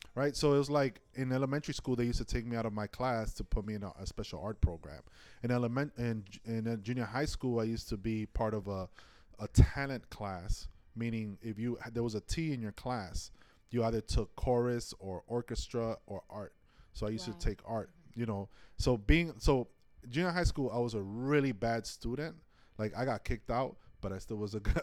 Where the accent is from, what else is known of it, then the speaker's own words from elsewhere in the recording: New York City, New York, United States; also born or lived in Inwood; I was born and raised in Washington Heights